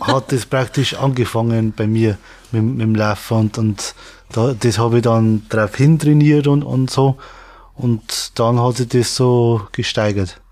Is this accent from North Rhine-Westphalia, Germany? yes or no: no; Pettenreuth, Bavaria, Germany; komme aus Pettenreuth. Das liegt in Regensburg, Raum Regensburg